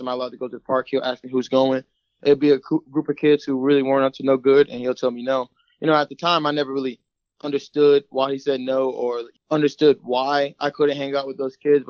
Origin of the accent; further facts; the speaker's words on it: Chesapeake, Virginia, United States; moved away as an adult; also born or lived in Florida; I grew up in South Chesapeake, Virginia